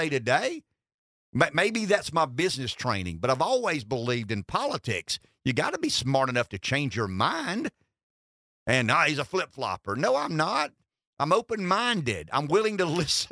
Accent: the South, United States; accent: southern

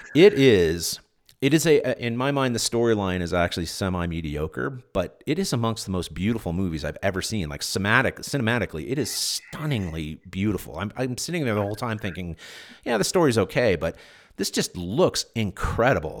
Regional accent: California, United States; moved away; growing up in California

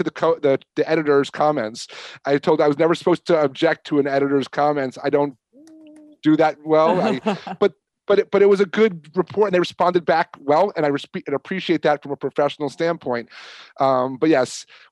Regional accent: 10 minutes outside Woodstock, New York, United States; growing up 10 minutes outside of where Woodstock happened in 69

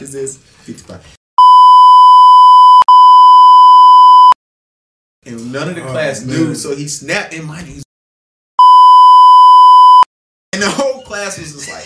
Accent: Charlotte, North Carolina, United States; I'm from Charlotte

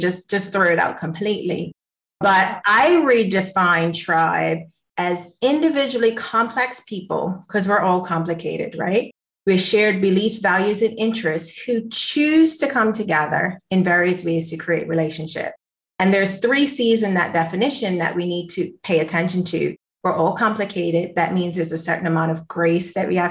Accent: Bermuda; I'm from the island of Bermuda

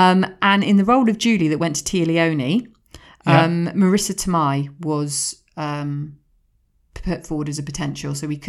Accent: Swindon, South West England, United Kingdom; Growing up in Swindon, we had clubs, we had revolving bars, we had it all.

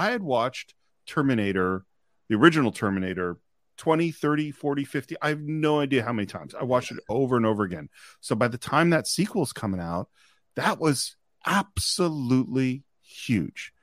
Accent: Marin County, California, United States; I grew up in Marin County, which is, you know, the suburbs across the Golden Gate Bridge from San Francisco

